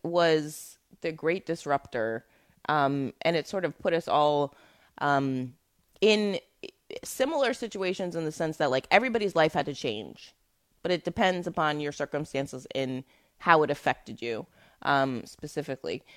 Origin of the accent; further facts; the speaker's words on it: New York City, New York, United States; I'm from Brooklyn.